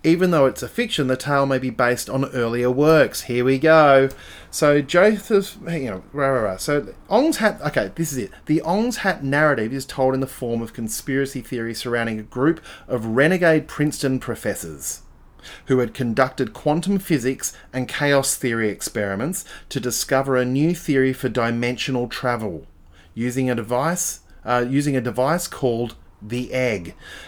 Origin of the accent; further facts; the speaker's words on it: Adelaide, South Australia, Australia; I never had zines where I grew up in Adelaide. There were no zines.